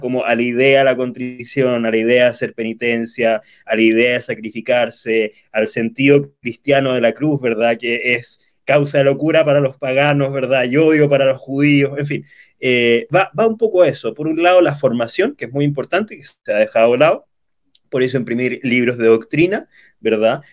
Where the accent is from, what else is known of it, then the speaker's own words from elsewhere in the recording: Santiago, Santiago Metropolitan Region, Chile; Soy natural de, de Chile, de la capital, de Santiago